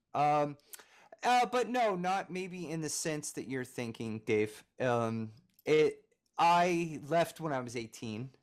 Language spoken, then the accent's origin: English; Philadelphia, Pennsylvania, United States; now in Nashville, United States; I'm originally from Philadelphia